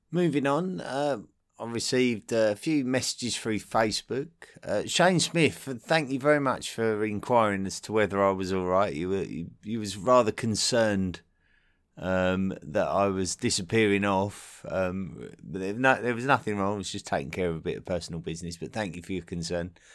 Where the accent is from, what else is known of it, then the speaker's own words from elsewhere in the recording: Essex, East of England, United Kingdom; accent: southeast England; as an Essex boy uh, from the county that neighbours London, um, my accent, my true accent, is very much reflective of uh, my local area. So it's very, much a, a southeast England accent.